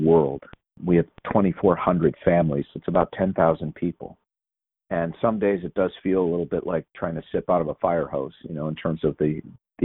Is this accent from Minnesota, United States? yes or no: yes; St. Louis Park, Minnesota, United States; I was born and raised a Jew in a Jewish family in an almost exclusively Jewish neighborhood in Minnesota, of all places. This tiny little suburb in Minnesota called St. Louis Park